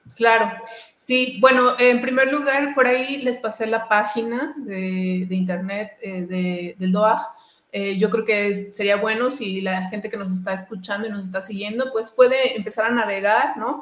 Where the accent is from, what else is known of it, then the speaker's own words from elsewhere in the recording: Mexico; also born or lived in Toluca; soy, soy de México, ¿no? Y vivo en Toluca